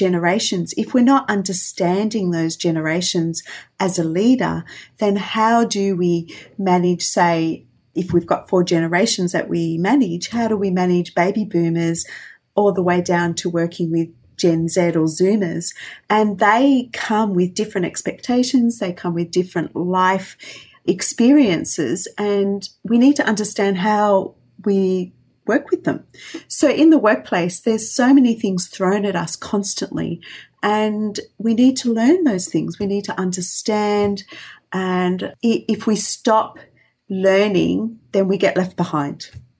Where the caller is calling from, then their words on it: Melbourne, Victoria, Australia; I'm calling from Melbourne